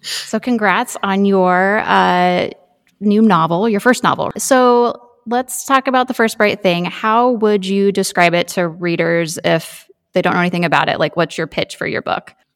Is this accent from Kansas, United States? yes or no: yes; Kansas, United States; now in Nebraska, United States; I grew up in the Midwest Road from Kansas and lived in Nebraska for fifteen years or so.